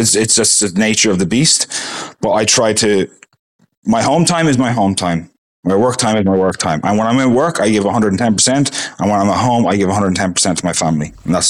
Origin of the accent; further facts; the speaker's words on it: Ireland; now in Perth, Australia; Ireland will always be my home. It's always going to be in my accent. So it's always going to be my home.